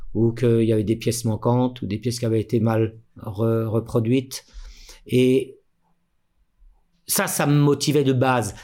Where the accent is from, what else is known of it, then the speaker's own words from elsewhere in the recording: Mantes-la-Jolie, Île-de-France, France; moved away as an adult; also born or lived in Paris; now in Switzerland; à la base, je suis né à Paris, mhm. mais mes parents euh, avaient bougé vers Mantes-la-Jolie, une petite, enfin, hein. une petite ville de de l'Ouest parisien.